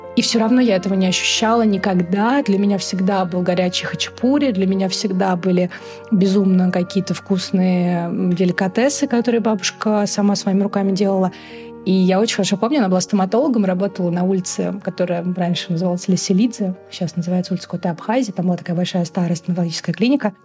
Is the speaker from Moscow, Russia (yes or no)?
yes; Moscow, Russia; also born or lived in Tbilisi; Я родилась и выросла в Москве. У меня русская мама, мой папа грузин